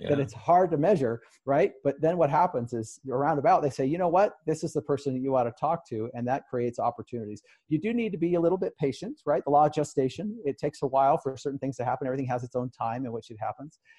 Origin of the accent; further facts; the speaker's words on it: Salt Lake City, Utah, United States; my hometown